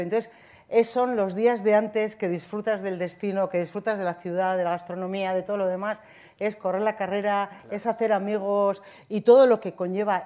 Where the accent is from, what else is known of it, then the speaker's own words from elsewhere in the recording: Zumaia, Basque Country, Spain; Yo, de Zumaya